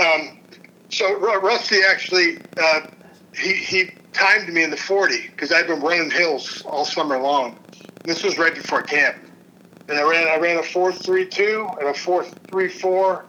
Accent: Cleveland, Ohio, United States; now in Kansas City, United States; I'm originally from Cleveland

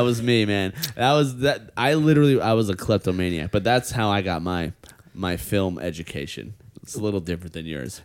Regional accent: New York, United States; as a New Yorker

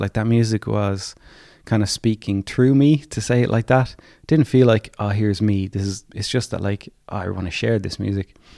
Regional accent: County Clare, Munster, Ireland; I was born in County Clare

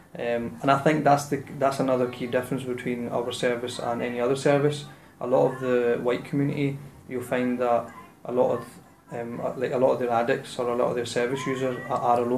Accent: Glasgow, Scotland, United Kingdom; I'm born and bred in the South Side

